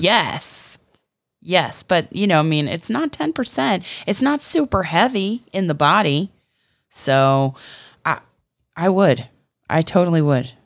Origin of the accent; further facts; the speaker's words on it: Florida, United States; we're from Florida